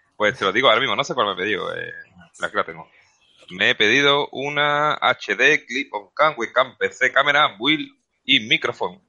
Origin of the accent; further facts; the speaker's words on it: Seville, Andalusia, Spain; yo soy sevillano y hablo muy rápido